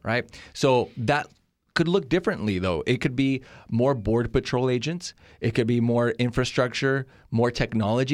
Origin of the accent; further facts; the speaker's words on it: California, United States; also born or lived in Monterrey, Nuevo León, Mexico; I'm from Mexico, Monterrey, Nuevo León. Uh, I was born there, raised in California